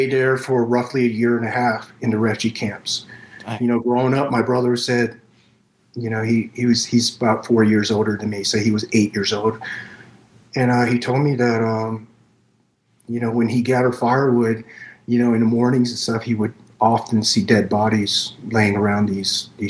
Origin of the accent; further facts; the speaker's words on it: Fayetteville, North Carolina, United States; also born or lived in Saigon, Vietnam; My uncle sponsored a paper where I ended up in Fayetteville, North Carolina